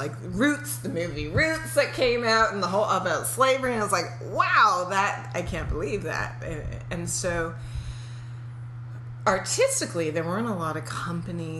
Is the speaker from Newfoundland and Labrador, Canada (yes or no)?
no; Toronto, Ontario, Canada; moved away; also born or lived in New York; I grew up in a predominantly Jewish neighborhood, so in Toronto.